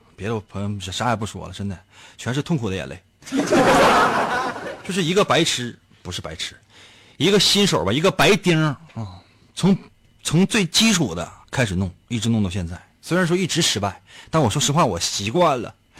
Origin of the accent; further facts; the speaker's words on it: Northeast China, China; 在咱们东北